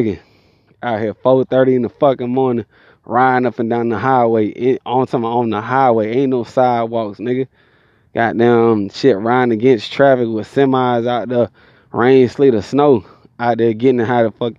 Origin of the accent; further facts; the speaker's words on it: Georgia, United States; accent: country; I'm from Georgia